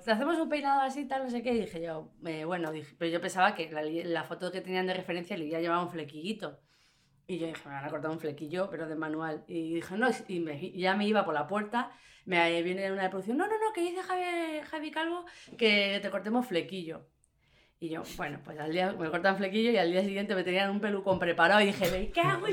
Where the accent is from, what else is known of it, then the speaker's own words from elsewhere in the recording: Fuenlabrada, Community of Madrid, Spain; no soy andaluza, soy de Fuenlabrada